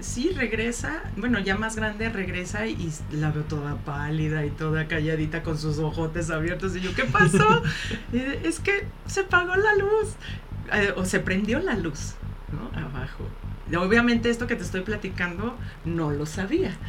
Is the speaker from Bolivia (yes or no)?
no; Mexico; Como mexicanos